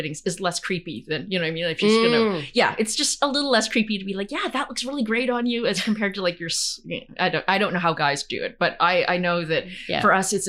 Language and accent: English; Brandon, Manitoba, Canada; I remember someone saying, no one comes from Brandon. And I remember piping up and saying, well, I come from Brandon.